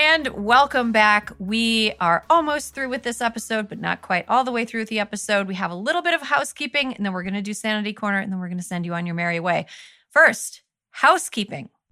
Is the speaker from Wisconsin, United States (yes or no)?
yes; Wisconsin, United States; my home state of Wisconsin